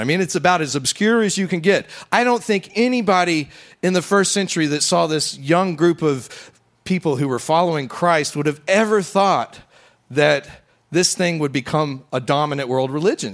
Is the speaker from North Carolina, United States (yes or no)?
no; West Texas, United States; now in Louisiana, United States; I grew up out in West Texas.